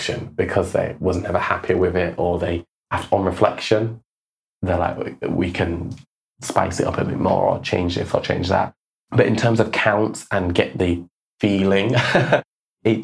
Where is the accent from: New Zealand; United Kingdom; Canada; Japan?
United Kingdom; Yorkshire and the Humber; now in Birmingham, United Kingdom; it's very close to my hometown